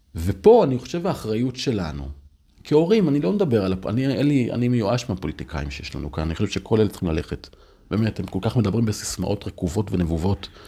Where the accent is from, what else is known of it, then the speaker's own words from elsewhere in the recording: Upper Galilee, Northern District, Israel; now in Tel Aviv, Israel; פינו את קיבוץ דפנה, פינו את שער ישוב, פינו את הגושרים, זה אזורים שגדלתי בהם